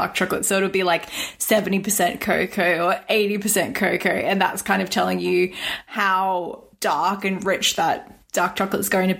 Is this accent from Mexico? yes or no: no; Australia; As an Australian